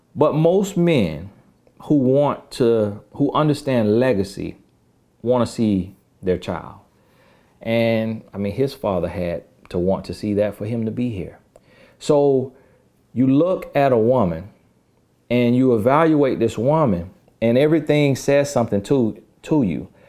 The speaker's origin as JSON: {"language": "English", "region": "the South", "country": "United States", "said": "I'm from the South"}